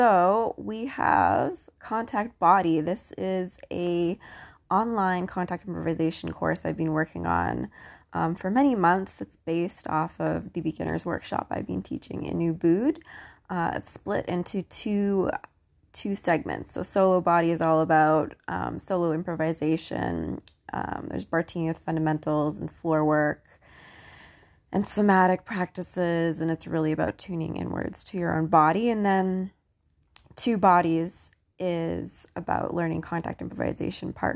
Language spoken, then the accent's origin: English; Canada; moved away; I'm Canadian.